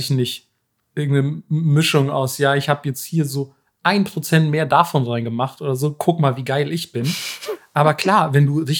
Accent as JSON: {"language": "German", "region": "Bavaria", "country": "Germany", "said": "Ich, ich bin Franke."}